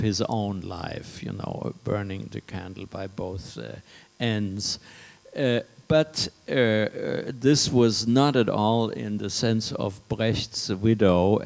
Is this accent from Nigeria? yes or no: no; France; moved away; also born or lived in Paris / Germany; growing up in France